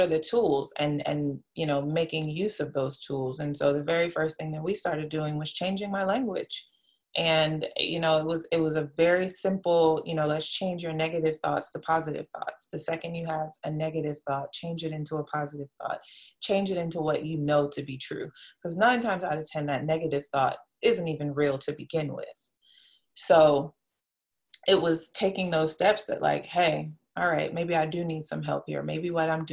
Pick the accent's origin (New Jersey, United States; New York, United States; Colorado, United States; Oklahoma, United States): New York, United States; New York City; I'm from New York City